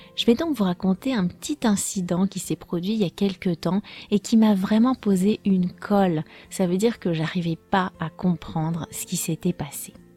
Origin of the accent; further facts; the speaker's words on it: France; je suis française